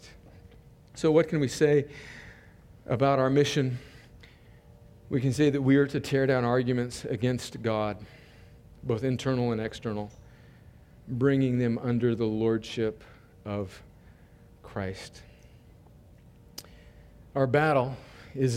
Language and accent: English; Mexican border in California, United States; the earliest house that I remember growing up in on the Mexican border in California, you could go out my door where I grew up and you could look down the street and you could actually see Mexico. And my hometown is right on the border